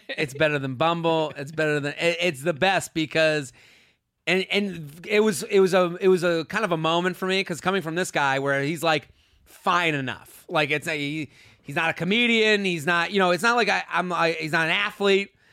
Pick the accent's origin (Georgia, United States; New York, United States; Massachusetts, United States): Massachusetts, United States; Needham; outside of Boston, Needham